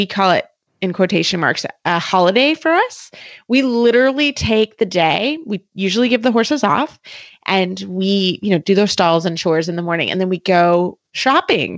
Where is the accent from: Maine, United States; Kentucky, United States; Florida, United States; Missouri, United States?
Kentucky, United States; I'm from Kentucky